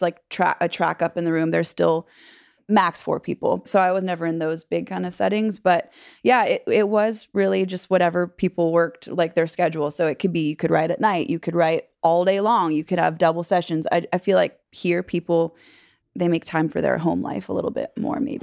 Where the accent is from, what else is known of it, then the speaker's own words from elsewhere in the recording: California, United States; moved away as an adult; now in Nashville, United States; I grew up in California